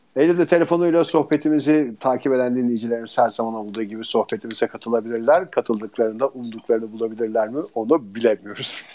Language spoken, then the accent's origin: Turkish; İzmir, Turkey; born or raised there